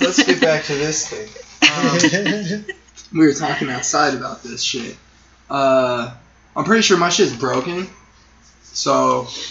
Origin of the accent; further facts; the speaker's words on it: Sierra Vista, Arizona, United States; now in Tucson, United States; I was born and raised in Sierra Vista